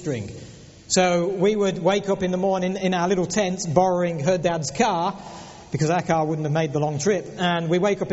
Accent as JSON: {"language": "English", "region": "England", "country": "United Kingdom", "tie": "born or raised there", "also_born_or_lived": "Lutterworth, England", "moved": "yes", "said": "we were born and raised in England"}